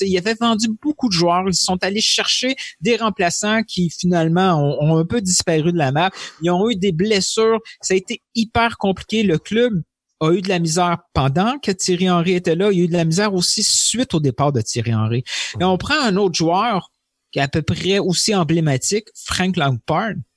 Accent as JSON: {"language": "French", "town": "Montreal", "region": "Quebec", "country": "Canada", "said": "en tant que Montréalais, en tant que Québécois"}